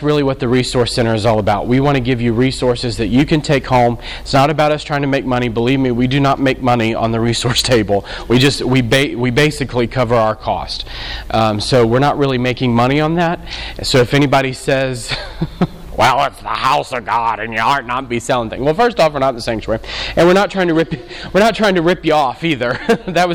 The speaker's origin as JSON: {"language": "English", "town": "New Orleans", "region": "Louisiana", "country": "United States", "said": "we're from New Orleans, so we've been in all of it."}